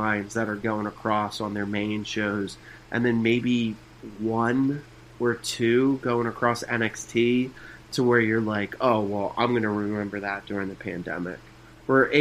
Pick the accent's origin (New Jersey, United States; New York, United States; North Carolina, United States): New Jersey, United States; I'm a guy from New Jersey